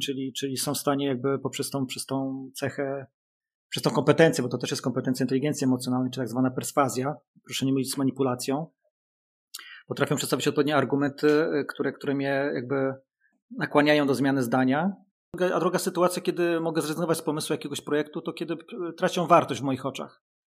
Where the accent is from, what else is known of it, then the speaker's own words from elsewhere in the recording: Gdańsk, Pomeranian Voivodeship, Poland; jestem gdańszczaninem